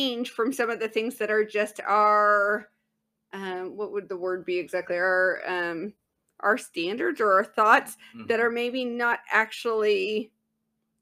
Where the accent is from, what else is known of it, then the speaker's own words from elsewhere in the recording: Southern California, United States; I was raised in Southern California